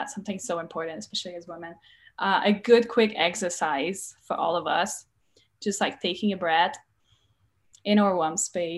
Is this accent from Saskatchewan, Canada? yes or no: no; Quebec, Canada; English is a second language; now in United States; I'm Canadian. From Quebec. I speak French.